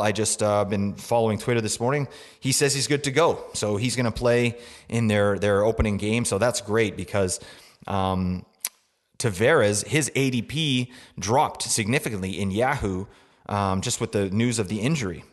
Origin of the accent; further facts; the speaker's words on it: Vancouver, British Columbia, Canada; I am from Vancouver